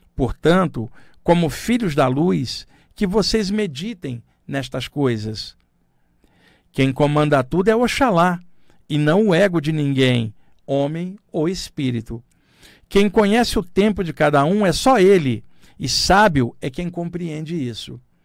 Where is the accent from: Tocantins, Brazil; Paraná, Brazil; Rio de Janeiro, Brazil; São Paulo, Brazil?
Rio de Janeiro, Brazil; Baixada Fluminense; ter crescido na Baixada Fluminense do Rio de Janeiro